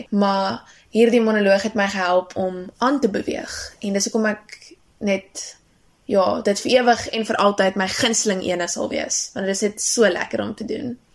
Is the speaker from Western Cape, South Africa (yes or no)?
no; Bethlehem, Free State, South Africa; now in Durbanville, South Africa; ek kom van Durbanville. Eintlik oorspronklik kom ek van 'n klein dorpie met die naam Bethlehem in die Oos-Vrystaat.